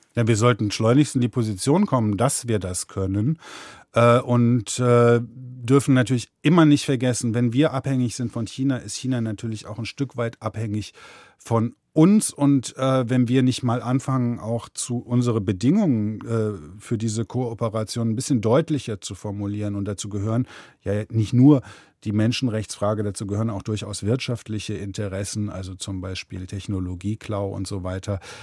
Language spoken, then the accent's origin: German; Germany; ich bin Deutscher